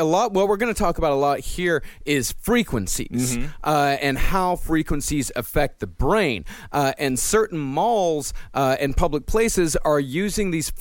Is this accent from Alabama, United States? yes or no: no; Texas, United States; I grew up in Texas.